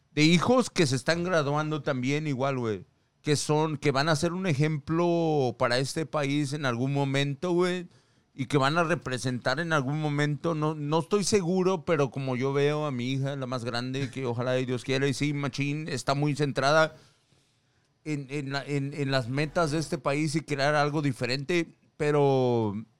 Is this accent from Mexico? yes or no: yes; Mexico; now in United States; en mi país, México